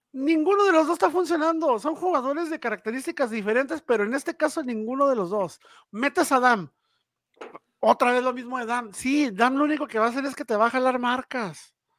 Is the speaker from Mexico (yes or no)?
yes; Mexico; como mexicano